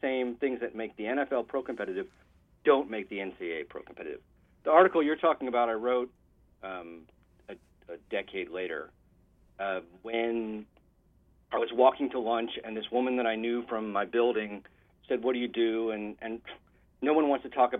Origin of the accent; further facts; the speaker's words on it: Massachusetts, United States; now in West Coast, United States; I grew up in Massachusetts, actually, so close to you, and I'm on the West Coast now